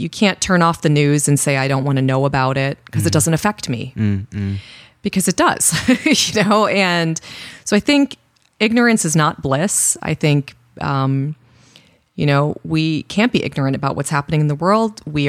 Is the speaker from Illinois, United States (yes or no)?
yes; Illinois, United States; born there; also born or lived in South Korea / Middle East; Is, you know, and I grew up in the Middle East. Mm. So interestingly enough, I was born in Illinois, and we moved to South Korea when I was you know, young, and then we lived in the Middle East for a long time, and then moved back to the U.S.